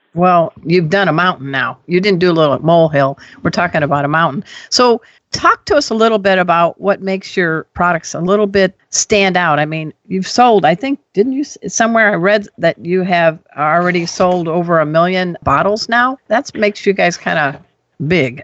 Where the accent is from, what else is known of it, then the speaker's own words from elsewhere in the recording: Crown Point, Indiana, United States; I'm from Crown Point, Indiana